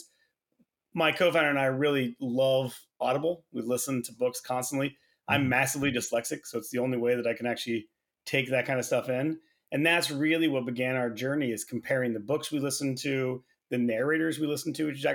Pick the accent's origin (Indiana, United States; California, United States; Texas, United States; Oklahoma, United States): Oklahoma, United States; Tulsa; Yeah, so I grew up in Oklahoma. Turns out not a ton to do there. Grew up in Tulsa